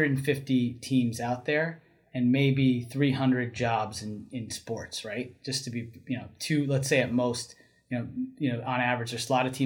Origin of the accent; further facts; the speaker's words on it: New Jersey, United States; I grew up in North Jersey